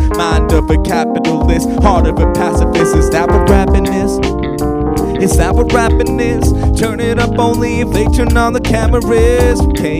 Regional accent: Singapore; I am Singaporean. I'm 25 years old. I am brown.

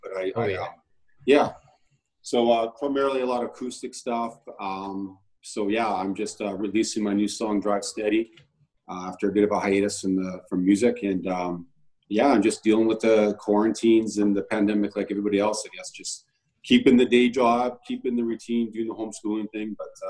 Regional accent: Niverville, Manitoba, Canada; I'm from Niverville, Manitoba, Canada. So right smack dab in the middle of the country right now.

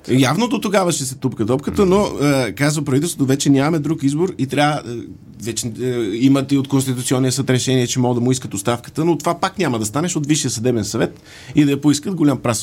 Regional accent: Sofia, Sofia City, Bulgaria; Аз съм софиянец, софиянчанин или софиянлия?

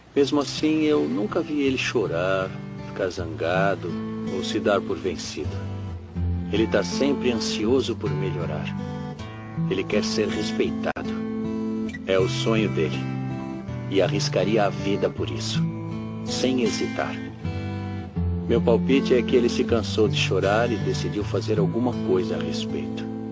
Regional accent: Ribeirão Pires, São Paulo, Brazil; eu sou de Ribeirão Pires

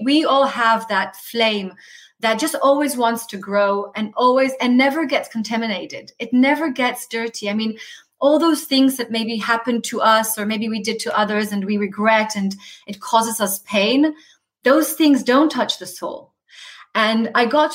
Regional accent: Tel Aviv, Tel Aviv District, Israel; the community that I was brought up in Israel. So I'm like a Tel Aviv girl

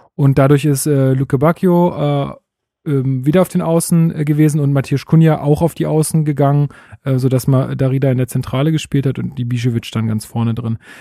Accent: Berlin, Germany; bei uns in Berlin

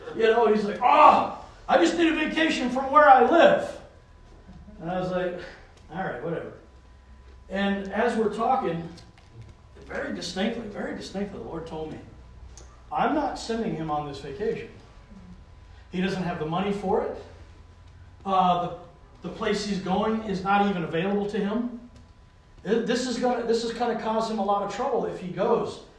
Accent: the South, United States; now in New England, United States; I grew up in the South

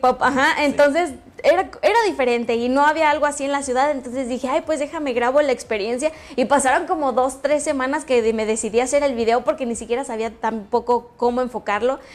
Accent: Jacona, Michoacán, Mexico; moved away as an adult; now in León, Mexico; Soy de un lugar que se llama Jacona, Michoacán

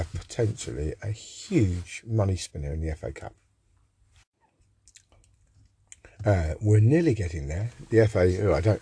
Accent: Woking, South East England, United Kingdom; I come from Woking

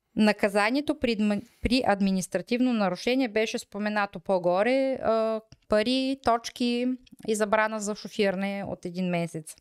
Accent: Bulgaria

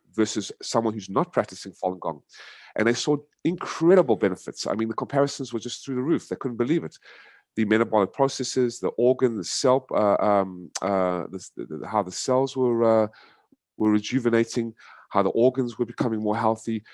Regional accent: United States; moved away as an adult; also born or lived in South Africa; now in Vietnam; raised in America for twenty-five years

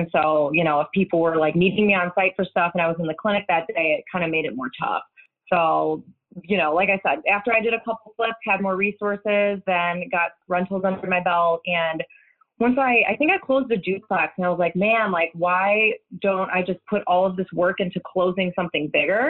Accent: Chicago, Illinois, United States; moved away as an adult; now in Indianapolis, United States; I'm originally from Chicago suburbs, but I've been living in Indianapolis for about the last 10, 11 years.

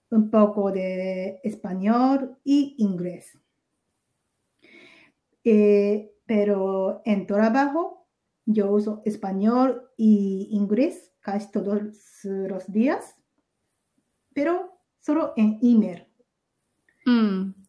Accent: Ehime, Japan; Spanish is a second language; now in Tokyo, Japan; Soy de Ehime, eh, está al sur oeste de Osaka.

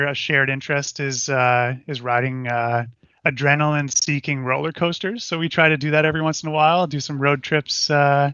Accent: Burlington, Ontario, Canada; I grew up in Brant Hills in Burlington, kind of the north end.

